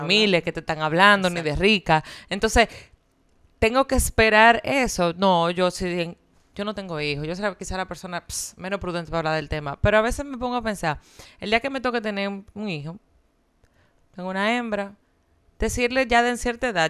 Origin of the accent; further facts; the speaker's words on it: Dominican Republic; mi país